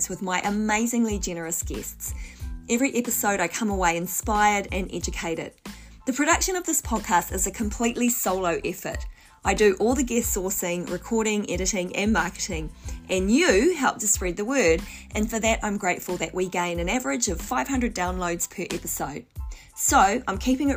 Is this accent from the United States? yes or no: no; New Zealand; I grew up in New Zealand, dairy products, you know, were absolutely normal in our diet